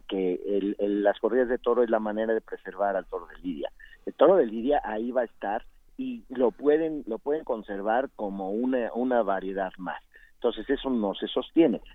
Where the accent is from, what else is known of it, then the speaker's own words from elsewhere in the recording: Mexico; Así somos los mexicanos.